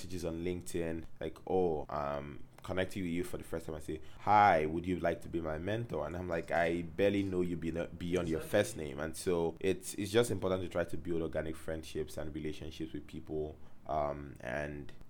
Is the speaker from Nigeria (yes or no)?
yes; Calabar, Cross River, Nigeria; this kid from Calabar